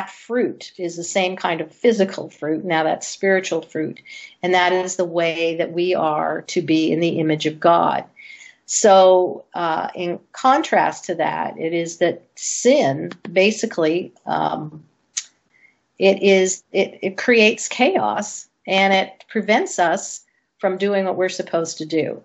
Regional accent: Canada; now in United States; I grew up in Canada

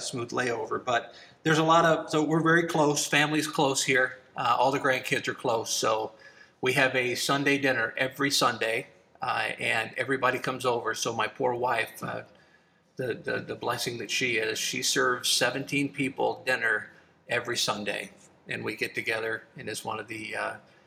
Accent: Alabama, United States; also born or lived in Upper Peninsula, Michigan; now in Wisconsin, United States; growing up in Alabama

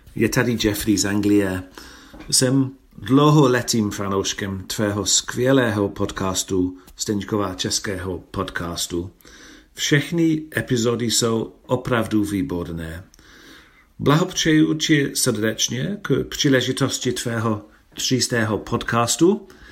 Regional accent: France; Czech is a second language; jsem z Francie

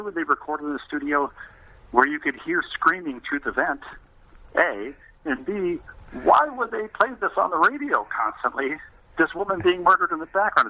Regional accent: Bloomington, Minnesota, United States; also born or lived in Elmhurst, Illinois; I grew up in Bloomington, Minnesota, suburban Minneapolis

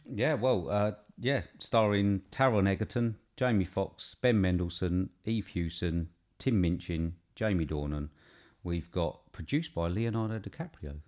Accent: England, United Kingdom; we're British

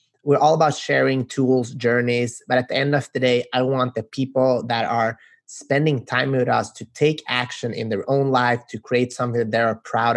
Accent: Sweden; We're from Sweden

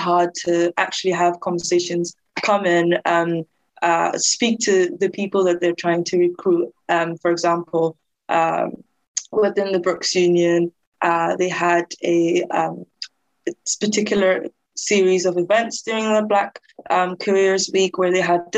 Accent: Denmark; now in United Kingdom; I grew up in Denmark

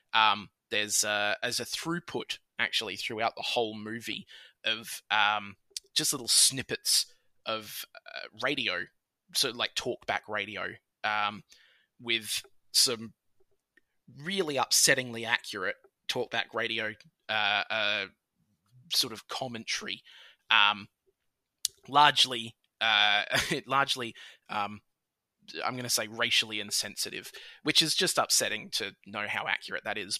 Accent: Australia; I'm Australian.

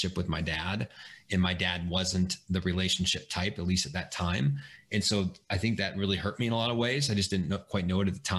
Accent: Springfield, Illinois, United States; I grew up in Springfield, Illinois.

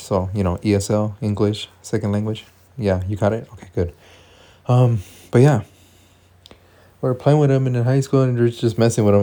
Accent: United States; we're born from the United States

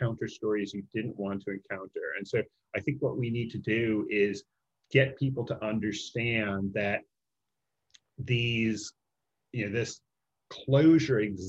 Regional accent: Chicago, Illinois, United States; I grew up in the Chicago area

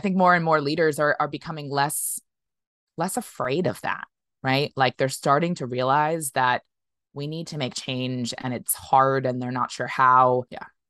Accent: United States; I as an American

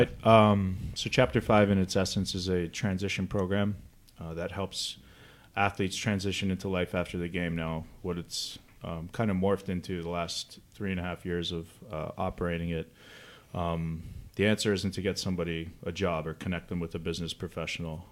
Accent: Canada; moved away as an adult; now in United States; I'm from Canada

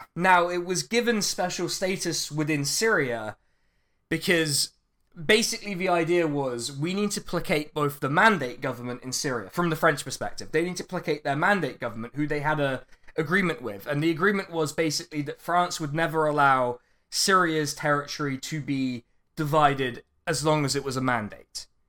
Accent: Reading, South East England, United Kingdom; Reading means the place, the boring place where I'm from

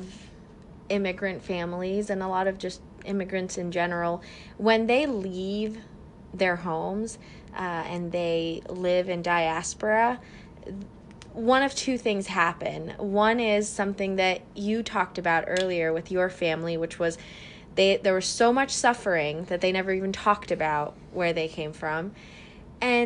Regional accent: near Modesto, California, United States; she's from Modesto, which is not very far from where I grew up

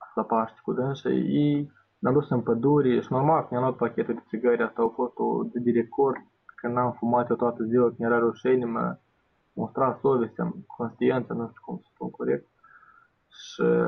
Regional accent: Bender, Transnistria, Moldova; m-am dus la Bender, în orașul meu natal

